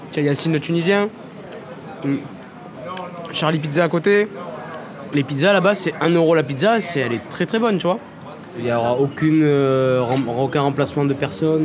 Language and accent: French; Marseille, Provence-Alpes-Côte d'Azur, France; j'ai grandi là aussi à Marseille